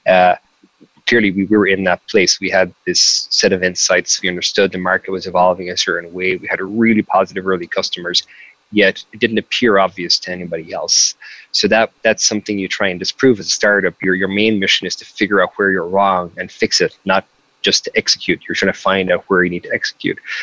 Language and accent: English; Mitchelstown, Munster, Ireland; moved away as an adult; now in San Francisco, United States; I'm from a really small town. I'm from I'm from Mitchellstown County, Cork